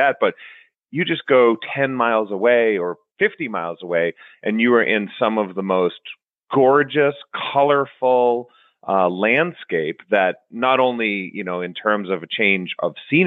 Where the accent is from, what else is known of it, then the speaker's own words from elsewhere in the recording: just north of Boston, Massachusetts, United States; moved away as an adult; also born or lived in Bologna, Italy; now in Las Vegas, United States; I grew up just north of Boston